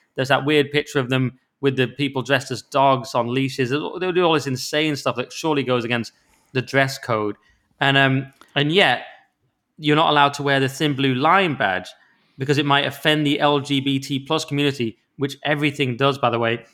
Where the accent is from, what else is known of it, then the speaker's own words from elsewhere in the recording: the Lakes, North West England, United Kingdom; my hometown of the lakes